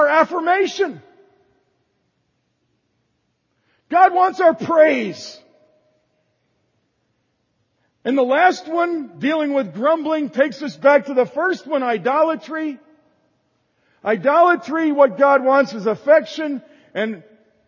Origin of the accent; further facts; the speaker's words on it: the North, United States; moved away; I was raised in the North